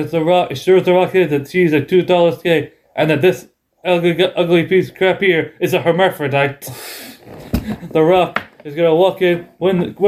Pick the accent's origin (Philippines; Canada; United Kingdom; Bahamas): United Kingdom; England